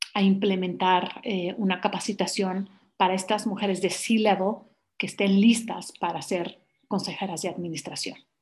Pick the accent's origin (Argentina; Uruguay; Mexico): Mexico; moved away as an adult; me regreso a mi país y es un país muy noble